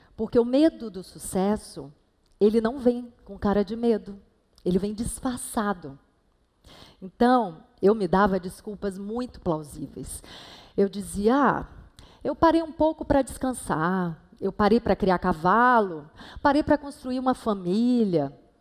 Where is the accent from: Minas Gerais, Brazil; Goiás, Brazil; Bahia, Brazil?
Bahia, Brazil; Salvador; moved away as an adult; now in Rio de Janeiro, Brazil; quintal da casa que eu cresci, lá em Salvador